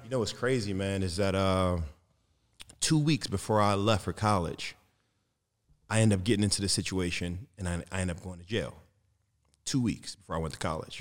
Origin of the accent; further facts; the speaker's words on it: Detroit, Michigan, United States; I come from Detroit